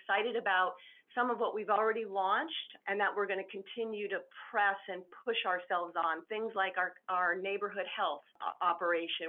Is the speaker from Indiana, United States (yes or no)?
no; Southern Connecticut, United States; moved away as an adult; also born or lived in Southwest United States / California; I was born and raised in Southern Connecticut